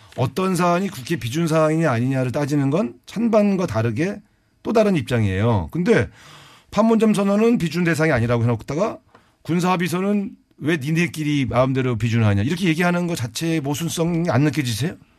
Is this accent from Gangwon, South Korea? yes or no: yes; Cheorwon, Gangwon, South Korea; 제가 고향이 그 접경 지역 강원도 철원 출신이라서